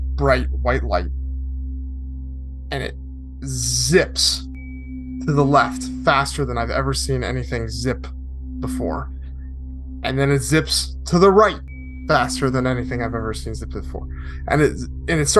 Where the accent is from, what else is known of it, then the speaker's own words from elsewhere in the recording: Connecticut, United States; moved away; also born or lived in Arizona / Los Angeles; I grew up in Connecticut